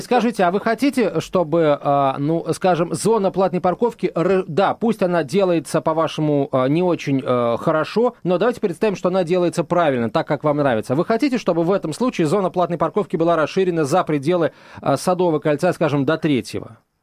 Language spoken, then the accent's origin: Russian; Moscow, Russia; Мы, москвичи